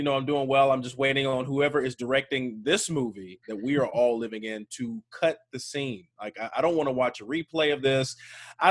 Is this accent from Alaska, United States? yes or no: no; Birmingham, Alabama, United States; I am from Birmingham, Alabama.